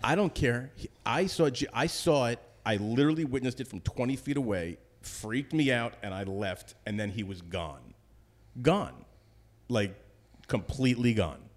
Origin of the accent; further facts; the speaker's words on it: Northern New Jersey, United States; moved away as an adult; also born or lived in Westchester, New York / Boston / New York City; now in Connecticut, United States; I grew up in New Jersey, lived in New Jersey till I went to college